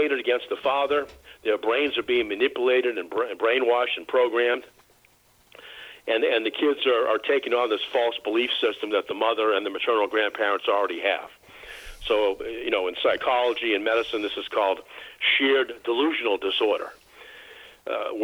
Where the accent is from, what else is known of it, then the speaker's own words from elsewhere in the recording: Boston, Massachusetts, United States; I'm from Boston. And in Boston... we just have a different DNA.